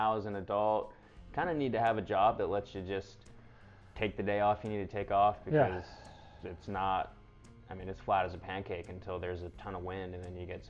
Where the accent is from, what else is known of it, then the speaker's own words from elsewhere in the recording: Houston, Texas, United States; now in California, United States; from Houston, Texas.